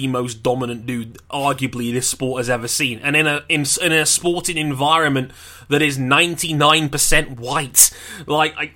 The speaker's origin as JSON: {"language": "English", "country": "United Kingdom", "said": "we as a British audience"}